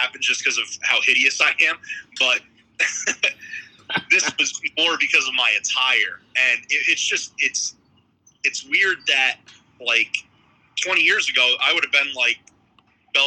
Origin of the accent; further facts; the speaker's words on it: Middletown area, New York, United States; I've lived here my whole life